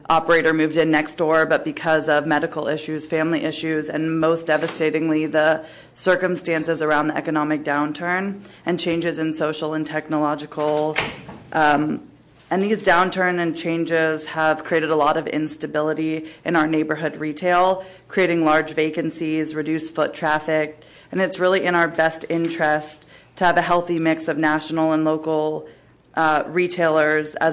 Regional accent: San Francisco, California, United States; Thanks for having me. Um, I'm born and raised in San Francisco.

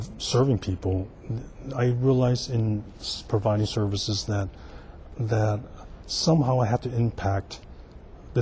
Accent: San Francisco, California, United States; I'm native San Franciscan. I was born here in San Francisco, and I grew up in the Chinatown North Beach area on Vallejo Street

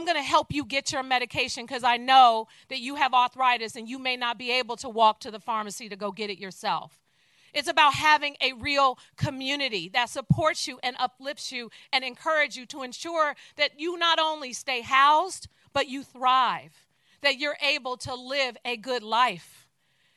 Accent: San Francisco, California, United States; I too was born and raised in San Francisco. And I was born and raised in the Fillmore community

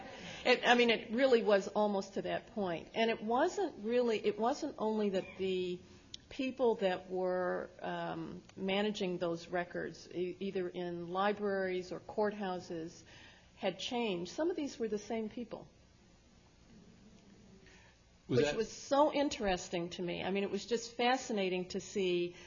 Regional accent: Berkeley, California, United States; also born or lived in Louisiana; I was born here in Berkeley

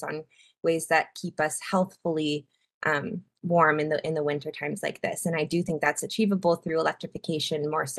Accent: Portland, Oregon, United States; I was born and raised in Portland

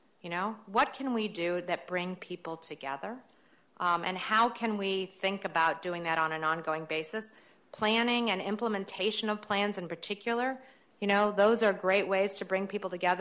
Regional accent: St. Louis, Missouri, United States; moved away; my hometown of St. Louis

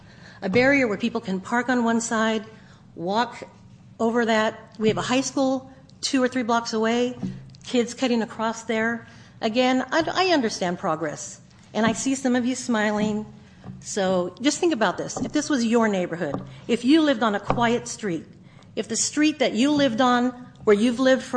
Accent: Santa Cruz, California, United States; I am a transplant from the Santa Cruz area.

